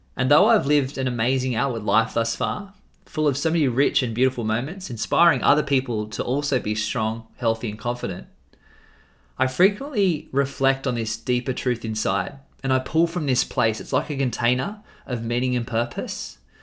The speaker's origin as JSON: {"language": "English", "country": "Australia", "said": "I'm an Australian man"}